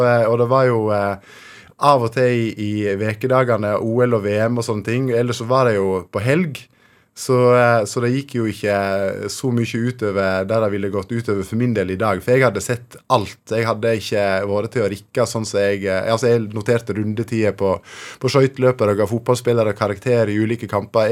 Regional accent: Fortun, Vestland, Norway; i Fortun, eh, der jeg vokste opp

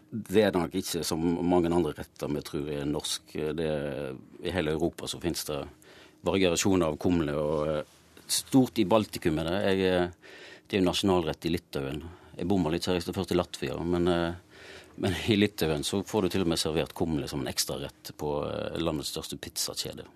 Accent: Austevoll, Vestland, Norway; now in Oslo, Norway; Jeg er jo fra Austevoll i Hordaland

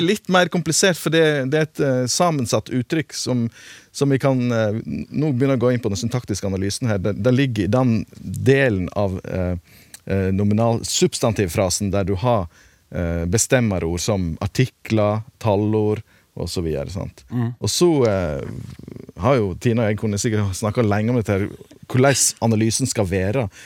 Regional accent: Western Norway, Norway

